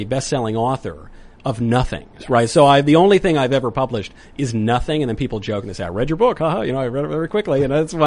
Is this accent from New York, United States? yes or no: yes; New York, United States; I grew up in New York